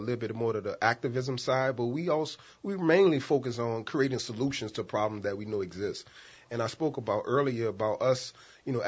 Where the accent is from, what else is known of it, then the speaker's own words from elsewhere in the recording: New Orleans, Louisiana, United States; I was born and raised in the St. Bernard Housing Projects